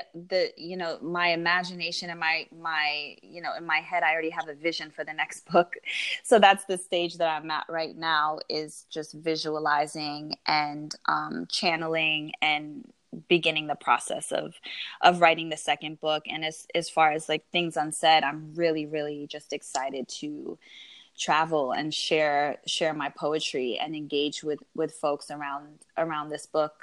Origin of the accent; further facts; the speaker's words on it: United States; growing up here in America, when I entered my household, I grew up in a very Habesha household